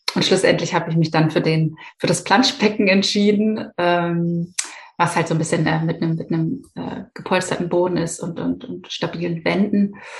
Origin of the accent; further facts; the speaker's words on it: Hamburg, Germany; ich bin 33 äh, Jahre und gebürtige Hamburgerin